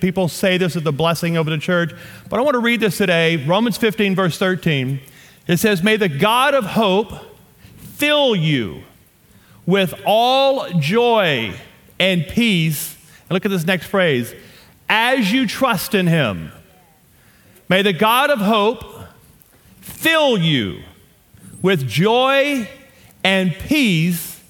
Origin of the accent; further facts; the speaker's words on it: Louisiana, United States; accent: southern; moved away as an adult; also born or lived in Shreveport, Louisiana / Amarillo, Texas; now in Colorado, United States; I am from Louisiana. My wife and I, born and raised in Louisiana.